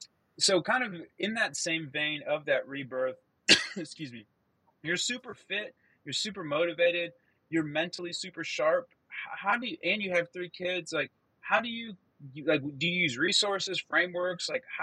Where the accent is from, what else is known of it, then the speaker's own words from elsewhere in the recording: Midwest, United States; I'm from the Midwest. Okay, the Midwest is not fashionable.